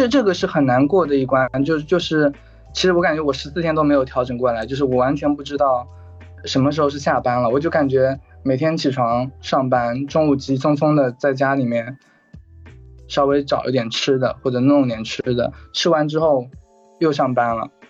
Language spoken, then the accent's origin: Chinese; Zhejiang, China; 嗯，我是浙江人，然后工作的话目前是待业